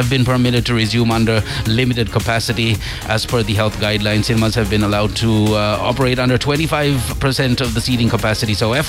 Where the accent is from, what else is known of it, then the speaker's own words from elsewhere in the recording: Sri Lanka; We're Sri Lankan